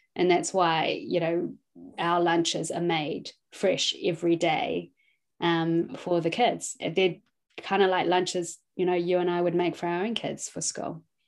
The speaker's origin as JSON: {"language": "English", "country": "New Zealand", "tie": "born or raised there", "also_born_or_lived": "Hong Kong", "said": "I was born in Hong Kong um, and we moved to New Zealand when I was about two years old"}